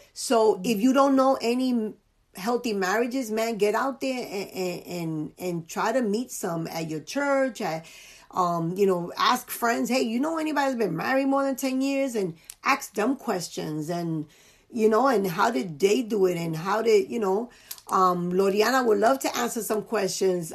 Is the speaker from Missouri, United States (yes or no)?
no; New York City, New York, United States; born and raised in the Bronx